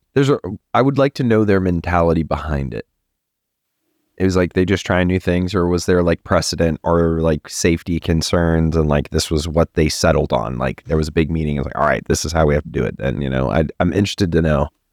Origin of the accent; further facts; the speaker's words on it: Texas, United States; I'm a Texan